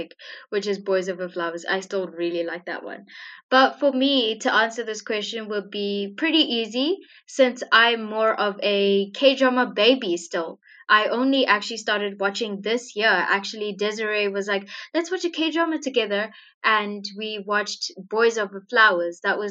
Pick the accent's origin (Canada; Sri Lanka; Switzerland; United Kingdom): Sri Lanka; now in Zimbabwe; I do live in Zimbabwe in Southern Africa, but I am originally from Sri Lanka